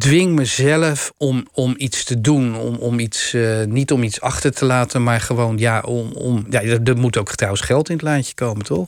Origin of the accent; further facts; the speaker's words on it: Rotterdam, South Holland, Netherlands; ik ben Rotterdammer